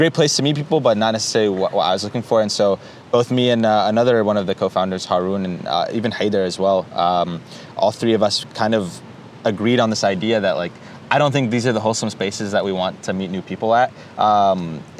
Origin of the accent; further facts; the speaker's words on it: North Carolina, United States; now in Santa Monica, United States; Born and raised in North Carolina